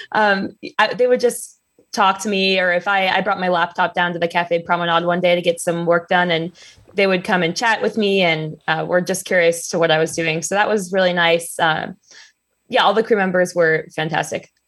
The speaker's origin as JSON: {"language": "English", "region": "Ohio", "country": "United States", "tie": "born or raised there", "said": "I grew up in Ohio"}